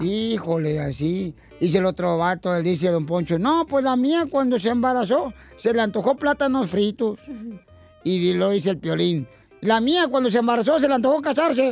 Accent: Ocotlán, Jalisco, Mexico; nací, carnalito, ahí en Ocotlán, Jalisco

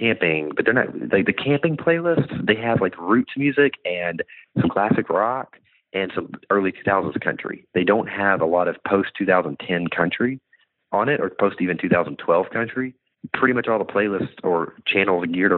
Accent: Bentonville, Arkansas, United States; moved away as an adult; also born or lived in Nashville

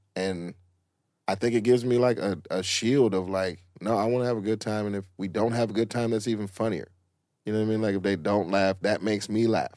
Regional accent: College Park, Georgia, United States; I'm from College Park

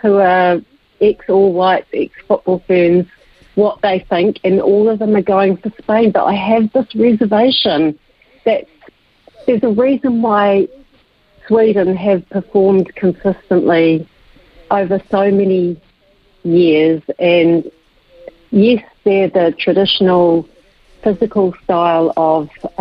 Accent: England, United Kingdom; now in New Zealand; I'm English born

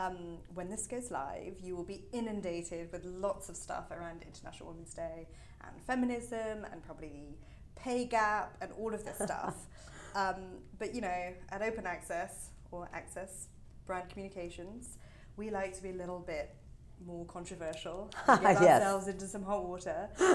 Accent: United Kingdom; As a British Indian woman

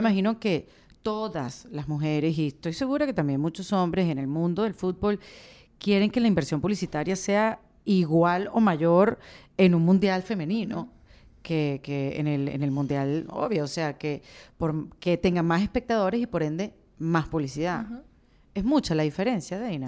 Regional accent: Venezuela; somos venezolanos

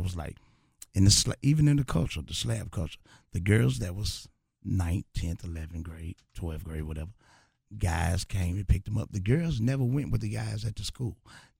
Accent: Bogalusa, Louisiana, United States; I'm from, nobody never heard of mine either, Bogalusa.

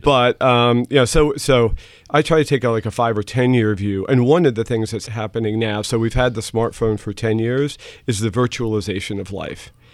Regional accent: New York City, New York, United States; first language German; English is a second language; I grew up in the New York City area

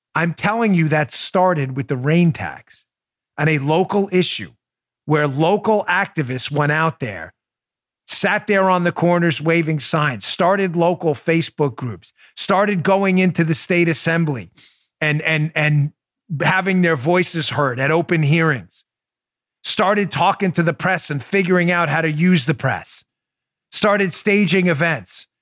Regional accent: New York City, New York, United States; Queens, where I grew up in New York.

